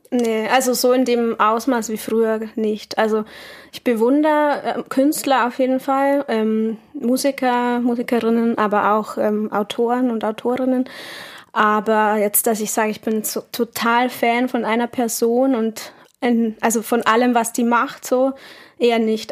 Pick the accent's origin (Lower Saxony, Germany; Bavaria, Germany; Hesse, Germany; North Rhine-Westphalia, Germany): Bavaria, Germany; Munich; moved away; als Münchnerin